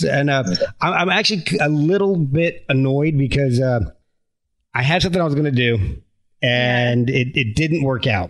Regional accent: United States; I'm American.

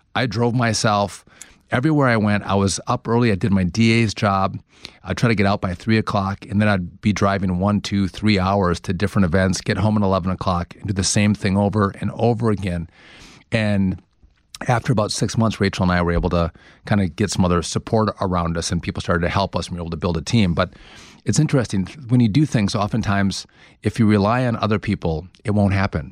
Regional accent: Wisconsin, United States; moved away as an adult; now in New Jersey, United States; I couldn't have had a better setup to run for governor in my home state, which I love

